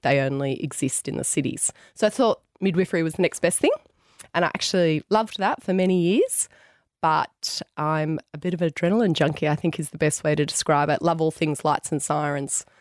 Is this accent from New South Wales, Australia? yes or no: yes; Tamworth, New South Wales, Australia; also born or lived in Sydney; I grew up in Tamworth went away to Sydney. Never thought I'd go back to Tamworth